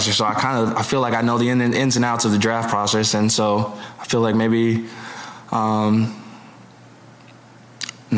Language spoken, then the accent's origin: English; Hawaii, United States; moved away; Growing up in Hawaii